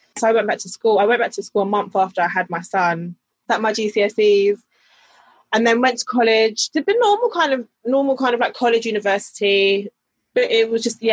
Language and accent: English; London, United Kingdom; Grew up in South London, born and raised